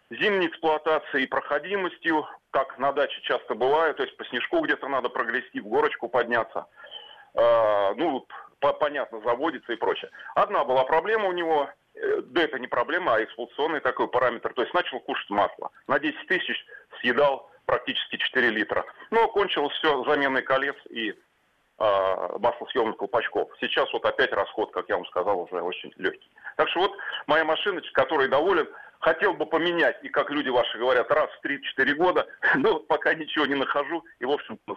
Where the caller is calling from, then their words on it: Tula, Tula Oblast, Russia; Да, я звонил вам из Тулы.